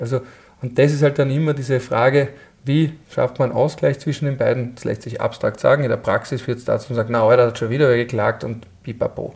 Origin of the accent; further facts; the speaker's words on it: Austria; bei uns in Österreich